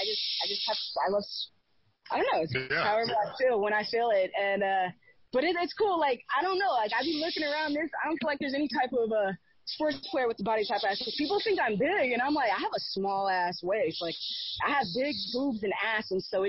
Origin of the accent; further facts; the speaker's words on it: Canada; Like, I'm Canadian.